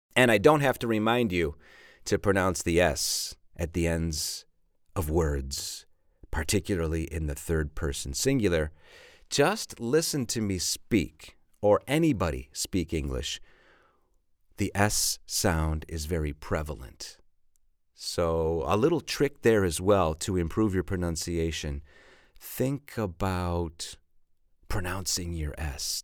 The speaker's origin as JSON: {"language": "English", "town": "Chicago", "region": "Illinois", "country": "United States", "tie": "born or raised there", "said": "Chicago, my hometown"}